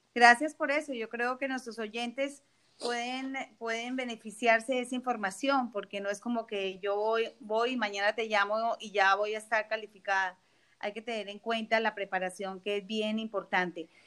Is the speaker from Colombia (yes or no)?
yes; Colombia; now in South Florida, United States; yo soy colombiana y mi familia vive en la frontera